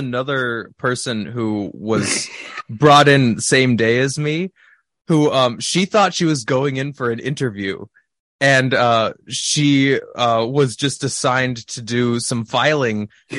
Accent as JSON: {"language": "English", "region": "California", "country": "United States", "said": "I was going to college in Minnesota. I was originally from California."}